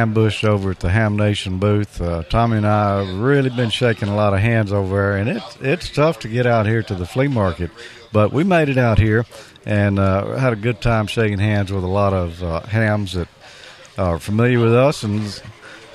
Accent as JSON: {"language": "English", "region": "Mississippi", "country": "United States", "said": "We're from Mississippi"}